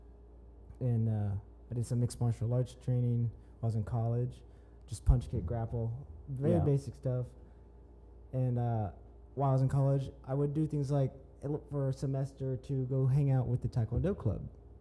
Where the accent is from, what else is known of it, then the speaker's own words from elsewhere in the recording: Jenks, Oklahoma, United States; also born or lived in Tulsa, Oklahoma; I'm from this area. I grew up and went to Jinx, graduated from there